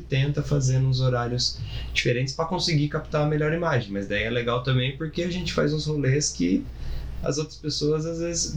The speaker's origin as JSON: {"language": "Portuguese", "town": "Bauru", "region": "São Paulo", "country": "Brazil", "said": "eu sou do interior de Bauru"}